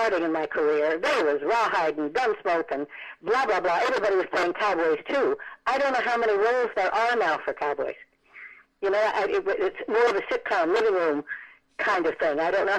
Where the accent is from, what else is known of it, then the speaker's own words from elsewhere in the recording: Reno, Nevada, United States; also born or lived in Las Vegas; I was raised in Nevada where there's prostitution and legal gambling. My mother and father were divorced. Mm-hmm. I lived in Reno. My father lived in Las Vegas.